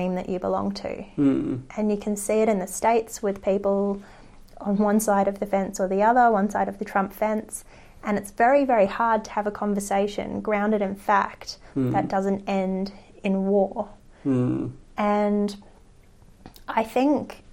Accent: Australia; we are Australian

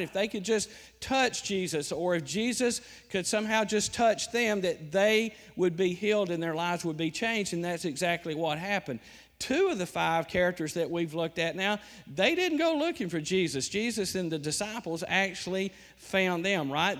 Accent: Alabama, United States; moved away; I'm from Alabama

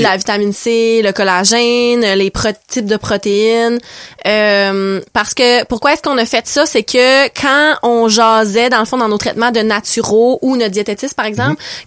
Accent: Saguenay, Quebec, Canada; moved away as an adult; now in Restigouche, Canada; Non, je viens du Saguenay, je suis originaire du Saguenay

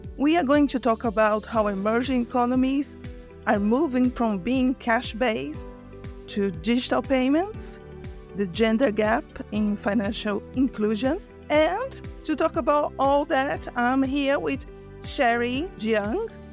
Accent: Brazil; moved away; I'm from Brazil originally.

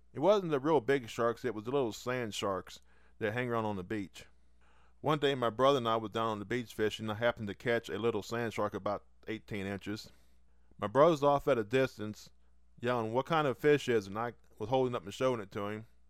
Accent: West Virginia, United States; we started going into the mountains in my home state. There's a particular state park called Watoga

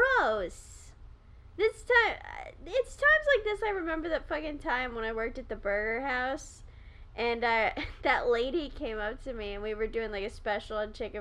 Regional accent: Southern California, United States; I come from Southern California

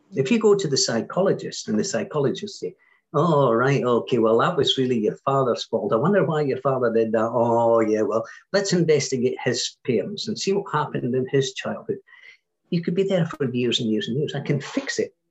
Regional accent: Scotland, United Kingdom; Being Scottish

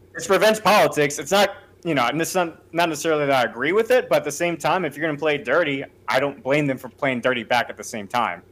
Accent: United States; as an American

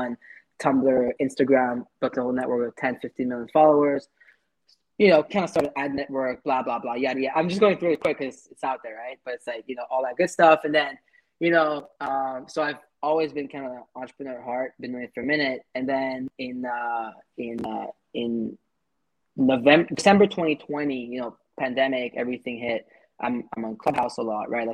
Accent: Paris, Île-de-France, France; now in Montreal, Canada; I'm a 27-year-old entrepreneur based in Montreal, Canada. I was born and raised in Paris

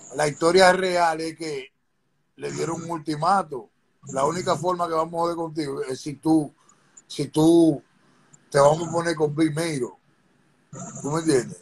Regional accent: Dominican Republic; also born or lived in New York City, United States / Lefrak City, Corona, Queens, New York; now in New York, United States; nací aquí en Nueva York. Voy a, la República, me mandan a la República Dominicana cuando soy pequeño

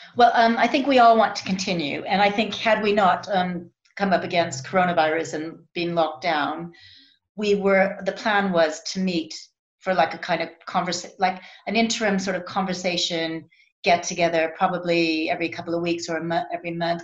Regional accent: United States; moved away; I'm American

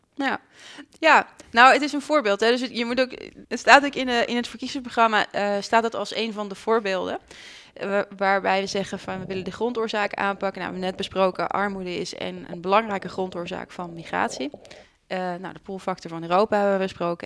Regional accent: Netherlands; also born or lived in Leuven, Belgium; als Nederlander zegt dat je Frans spreekt

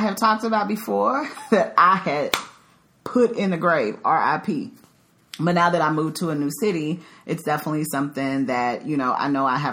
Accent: Dallas, Texas, United States; moved away as an adult; also born or lived in Chicago; now in Dallas, United States; I'm originally from the Dallas-Fort Worth area, but I have been gone for 10 years because I lived in Chicago for a little over a decade

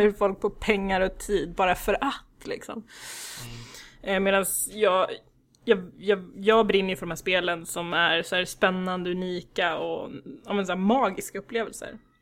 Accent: Värnamo, Jönköping County, Sweden; jag växte upp i Värnamo i Småland

